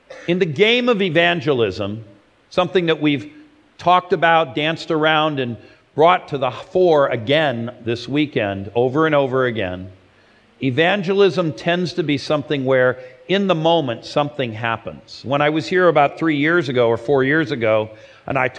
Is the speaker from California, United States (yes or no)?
yes; Los Angeles, California, United States; my hometown of Los Angeles